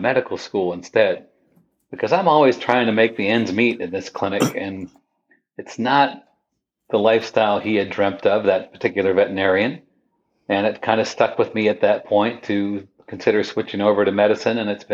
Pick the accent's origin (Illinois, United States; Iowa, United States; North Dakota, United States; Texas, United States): North Dakota, United States; near Windermere; moved away as an adult; also born or lived in San Diego, California / Redding, California; I grew up near Windermere, North Dakota